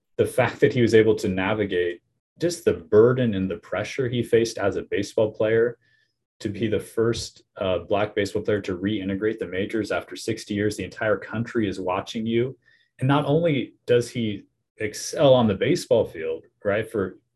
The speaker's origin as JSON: {"language": "English", "region": "Nebraska", "country": "United States", "tie": "born or raised there", "said": "Growing up in Nebraska, volleyball is huge there"}